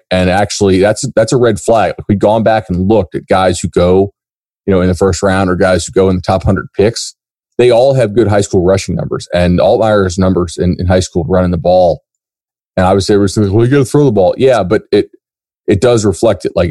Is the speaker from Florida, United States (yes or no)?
yes; Fort Myers, Florida, United States; growing up in Fort Myers that that's you know very close to you know Miami